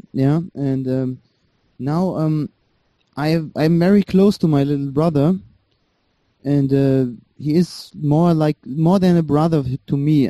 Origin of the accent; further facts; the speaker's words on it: Germany; English is a second language; I was born in Germany. My parents fled from Iran